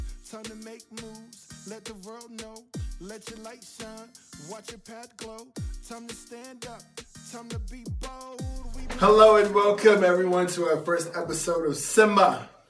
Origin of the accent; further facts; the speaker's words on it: Aurora, Colorado, United States; first generation American, both of my parents are Nigerian. So, I am Nigerian American. Born and raised here in the United States, Colorado, Aurora, Colorado, ACO for short.